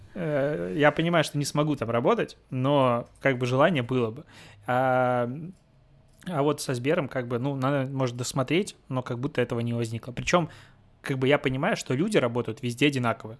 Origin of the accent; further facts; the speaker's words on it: Belarus; moved away; also born or lived in Minsk; я белорус, ну, я из Беларуси